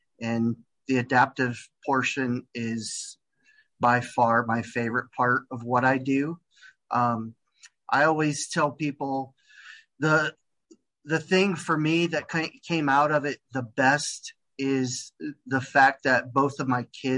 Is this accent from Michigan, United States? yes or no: no; Cleveland, Ohio, United States; moved away as an adult; now in Houston, United States; I've been here in Houston. Actually, this month will be 3 years. So I'm originally from Cleveland.